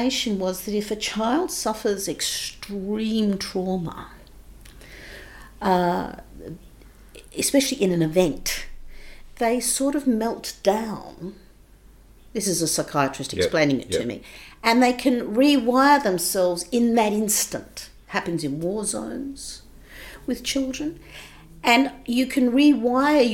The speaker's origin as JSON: {"language": "English", "town": "Adelaide", "region": "South Australia", "country": "Australia", "tie": "born or raised there", "also_born_or_lived": "England", "moved": "as an adult", "said": "I grew up, I was born in Adelaide"}